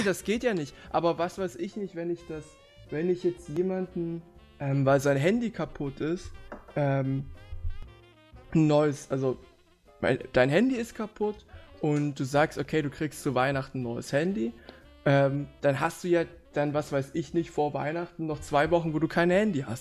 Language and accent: German; Leipzig, Saxony, Germany; also born or lived in Halle; ich studiere ja in Halle und ich komme aus Leipzig